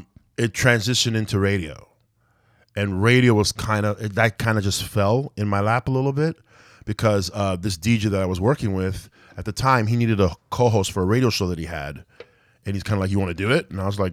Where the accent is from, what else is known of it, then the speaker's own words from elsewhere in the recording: Malton, Ontario, Canada; I guess it's like part of Mississauga now, but yeah, I'm from Malton, Ontario, man.